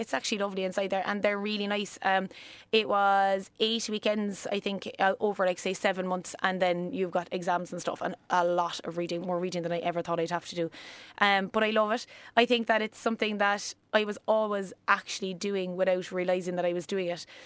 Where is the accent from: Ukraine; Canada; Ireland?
Ireland; West Cork, Munster; accent: country; also born or lived in Australia; now in Cork, Ireland; I grew up in West Cork, um, that's where I'm originally from. You'll probably hear the country coming in and out of me